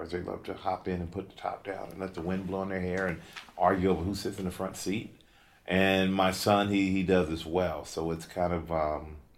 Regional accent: Germany; I grew up in Germany.

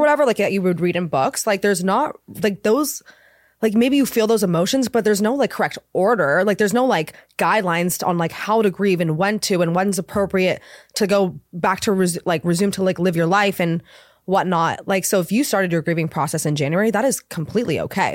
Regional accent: Laguna Beach, California, United States; also born or lived in Los Angeles; I I'm from Laguna Beach

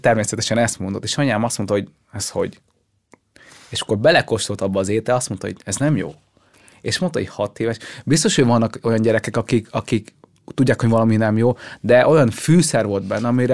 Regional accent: Hungary; also born or lived in Vietnam; amikor ide kerültünk Magyarországra

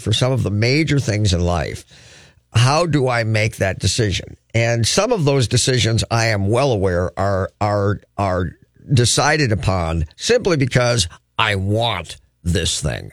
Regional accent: Crookston, Minnesota, United States; now in Twin Cities, United States; I'm from Crookston, where winter legitimately is six, seven months long.

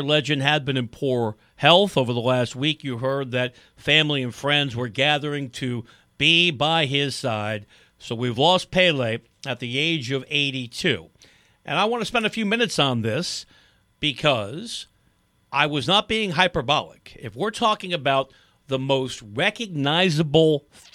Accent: just outside of the Bronx, New York tri-state area, United States; I grew up just outside of the Bronx. Went to high school in the city.

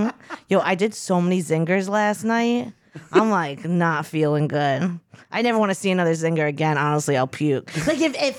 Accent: Long Island, New York, United States; I was Long Island

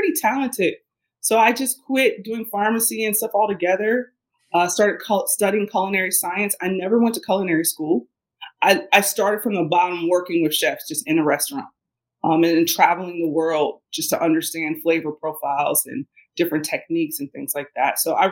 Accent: Cincinnati, Ohio, United States; I grew up in Ohio. I grew up in Cincinnati, Ohio

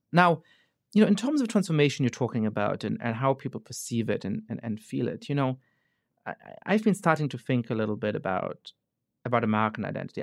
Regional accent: Germany; now in United States; I grew up Jewish in Germany

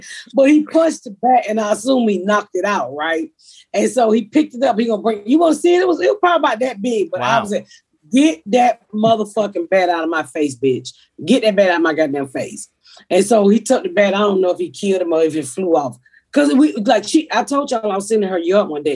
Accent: Atlanta, Georgia, United States; moved away as an adult; also born or lived in Plainfield, Indiana; I'm from Atlanta

